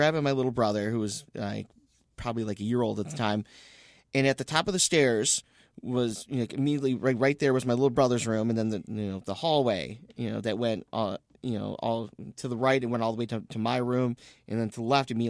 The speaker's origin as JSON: {"language": "English", "town": "Romeo", "region": "Michigan", "country": "United States", "tie": "born or raised there", "said": "I grew up in Romeo, in these old houses."}